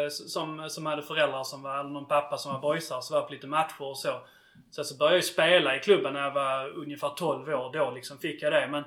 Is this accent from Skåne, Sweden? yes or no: yes; Svalöv Municipality, Skåne, Sweden; jag är uppväxt i, i Svalövs kommun